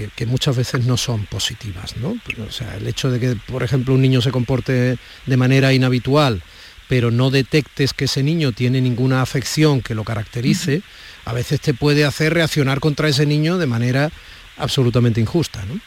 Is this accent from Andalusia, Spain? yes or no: yes; Andalusia, Spain; also born or lived in Madrid; como tantos andaluces y andaluzas que viven y trabajan en Madrid, como yo lo hice durante tantos años